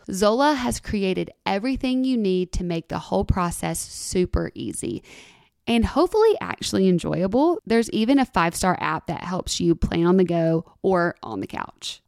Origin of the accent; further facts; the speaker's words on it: Alabama, United States; also born or lived in Santa Monica, California; now in Nashville, United States; I'm from Alabama.